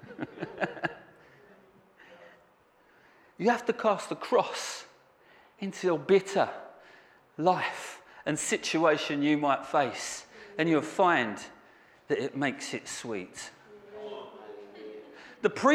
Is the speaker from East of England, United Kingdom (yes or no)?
yes; Southend-on-Sea, East of England, United Kingdom; moved away; I'm from Southend